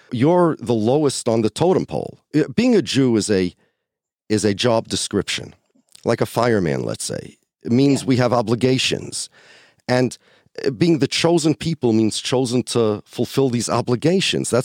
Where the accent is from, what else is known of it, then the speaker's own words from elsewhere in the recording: United States; I grew up here in the United States of America, and I used the Pledge of Allegiance to the flag in school